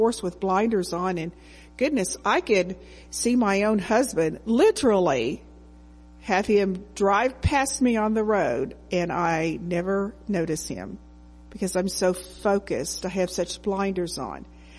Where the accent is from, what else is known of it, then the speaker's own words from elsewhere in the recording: Texas, United States; So I grew up in the Assemblies of God Church.